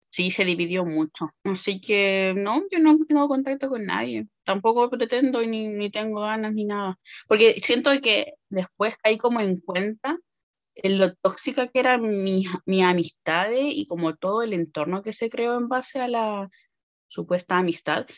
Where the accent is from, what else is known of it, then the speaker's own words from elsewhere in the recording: Puente Alto, Santiago Metropolitan Region, Chile; Soy de Santiago, en Puente Alto.